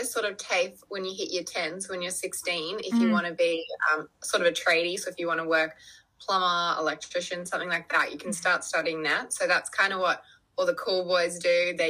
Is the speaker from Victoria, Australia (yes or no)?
no; Sydney, New South Wales, Australia; also born or lived in Hong Kong; I'm from Sydney in Australia. I live on the beach, and I am a typical Aussie surfer girl